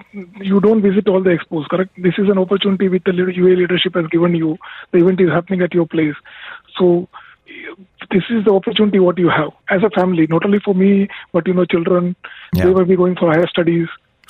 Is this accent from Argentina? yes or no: no; India; now in United Arab Emirates; I am from India.